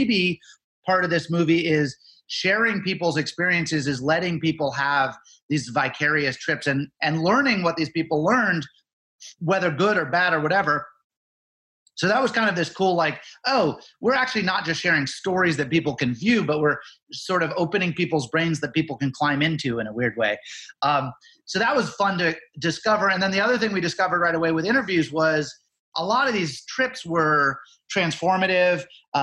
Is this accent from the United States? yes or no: yes; Nantucket, Massachusetts, United States; I grew up on Nantucket.